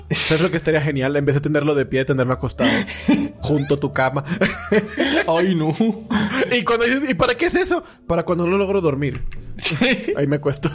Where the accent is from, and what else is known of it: Dominican Republic